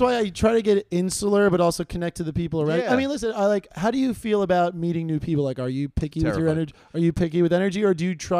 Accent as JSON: {"language": "English", "region": "New York", "country": "United States", "tie": "born or raised there", "said": "that's part of what was good about growing up in New York"}